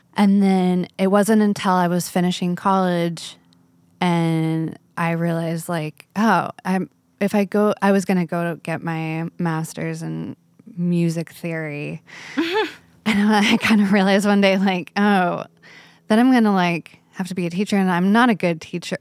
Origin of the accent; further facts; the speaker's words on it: Agua Dulce, California, United States; I grew up in Agua Dulce, oh, which okay. is like this cute little country town, desert town